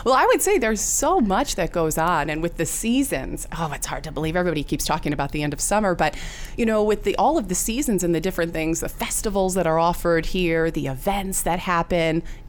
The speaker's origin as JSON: {"language": "English", "town": "Bloomington", "region": "Illinois", "country": "United States", "tie": "born or raised there", "also_born_or_lived": "Orlando", "said": "I grew up in Central Illinois, so I have been here a very long time. As the years go by, you know, it's, oh my gosh, yes, I have been here a long time. But I grew up here."}